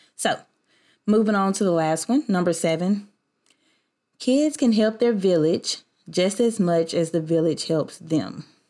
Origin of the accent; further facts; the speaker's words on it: the South, United States; I grew up in the South, where I'm from.